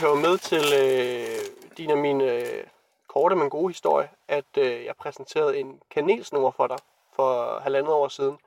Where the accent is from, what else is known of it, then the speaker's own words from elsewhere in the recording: Randers, Central Denmark Region, Denmark; moved away; jeg så er hjemme i Randers